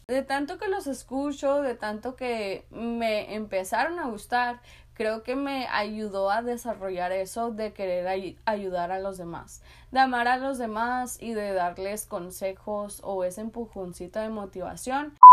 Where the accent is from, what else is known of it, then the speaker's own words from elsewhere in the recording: San Luis, Arizona, United States; yo soy de una ciudad muy chica, soy de un border town, soy de San Luis, Arizona